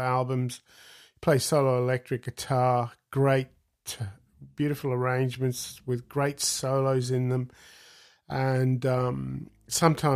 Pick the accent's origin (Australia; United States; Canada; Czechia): Australia; I grew up in Australia